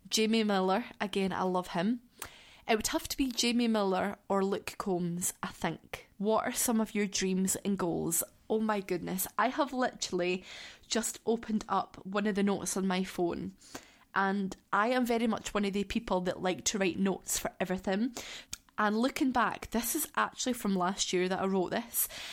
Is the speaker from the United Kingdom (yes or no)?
yes; Scotland, United Kingdom; I am from Scotland. I live in southwest Scotland